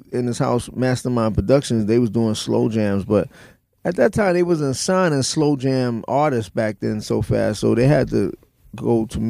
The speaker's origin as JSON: {"language": "English", "town": "New York City", "region": "New York", "country": "United States", "tie": "born or raised there", "moved": "yes", "said": "We grew up in the Bronx, up in the South Bronx area"}